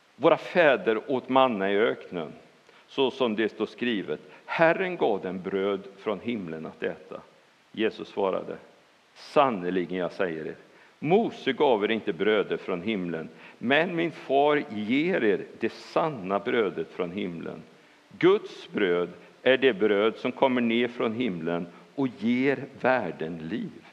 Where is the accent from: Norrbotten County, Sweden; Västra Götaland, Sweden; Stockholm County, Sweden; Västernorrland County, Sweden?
Västra Götaland, Sweden; Bohuslän; jag är bohuslänning